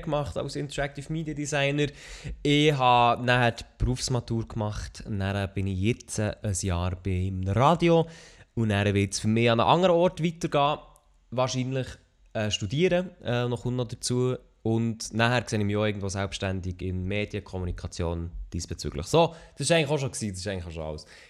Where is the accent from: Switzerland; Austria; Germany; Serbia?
Switzerland; Ich bin Schweizer Podcaster, Streamer